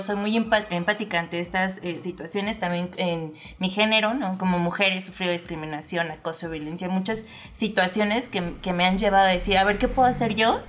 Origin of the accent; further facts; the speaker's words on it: Mexico City, Mexico; yo soy una aliada chilanga, ¿no? Chilanga de nacimiento